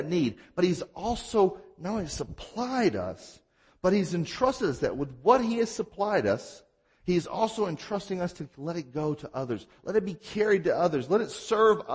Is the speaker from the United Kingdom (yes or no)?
no; Mississippi, United States; I'm from Mississippi